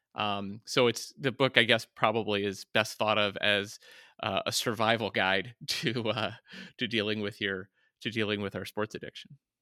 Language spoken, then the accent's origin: English; West Virginia, United States; moved away; also born or lived in Flint, Michigan; being from Flint, Michigan, and growing up in West Virginia